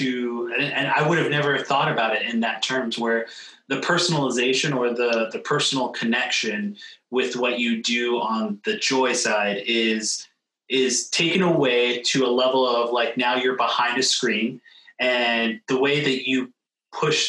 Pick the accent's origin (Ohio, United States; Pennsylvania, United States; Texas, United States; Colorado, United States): Pennsylvania, United States; outside of Philadelphia; moved away; I actually grew up a little bit outside of Philadelphia